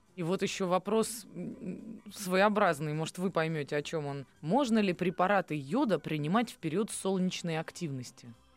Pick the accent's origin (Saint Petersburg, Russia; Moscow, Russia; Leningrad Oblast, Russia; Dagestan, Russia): Saint Petersburg, Russia; Я вот выросла в Петербурге